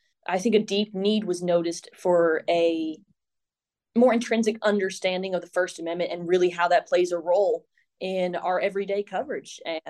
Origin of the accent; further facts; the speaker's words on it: Nashville, Tennessee, United States; I grew up in Nashville, and so I was always hoping to come back here and really work as a journalist in Middle Tennessee.